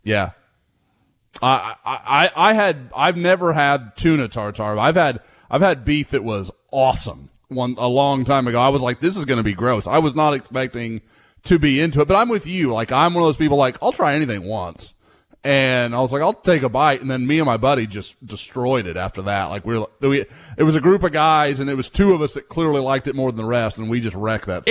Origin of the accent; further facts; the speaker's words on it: Oklahoma, United States; now in Houston, United States; I growing up in Oklahoma